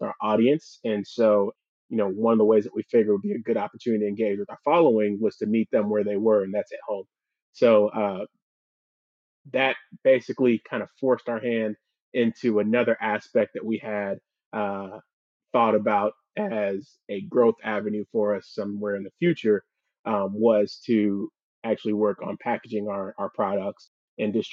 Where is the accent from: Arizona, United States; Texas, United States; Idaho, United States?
Texas, United States; Houston; also born or lived in Missouri / Philadelphia; I grew up in the Houston area